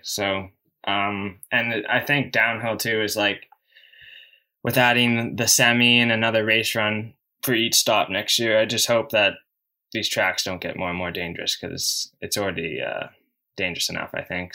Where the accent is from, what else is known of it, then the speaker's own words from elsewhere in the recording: Canada; in my home country